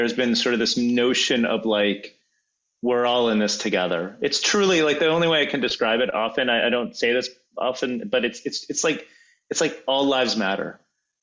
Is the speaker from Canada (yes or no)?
yes; Canada; as a Canadian, as a taxpayer